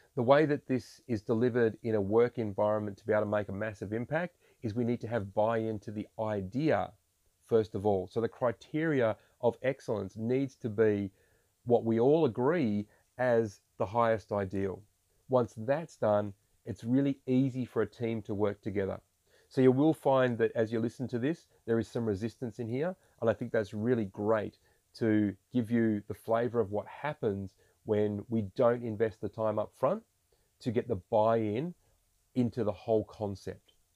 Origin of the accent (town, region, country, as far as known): Australia